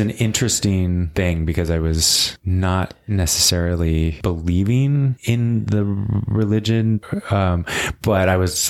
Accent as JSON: {"language": "English", "region": "central Pennsylvania", "country": "United States", "tie": "born or raised there", "also_born_or_lived": "Palm Springs", "moved": "as an adult", "lives_now": "Los Angeles, United States", "said": "I grew up in central Pennsylvania, really like in the middle of cornfields, in the middle of the woods, basically. Small town"}